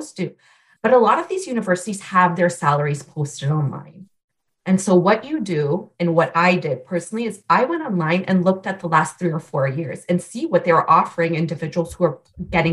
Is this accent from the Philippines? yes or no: no; Canada; moved away as an adult; also born or lived in Vancouver, Canada / Newark, New Jersey; now in Omaha, United States; I am a Canadian citizen